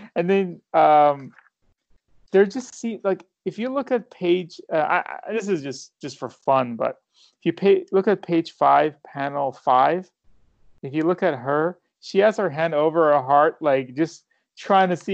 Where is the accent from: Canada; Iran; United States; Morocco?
Iran; moved away; I'm from Iran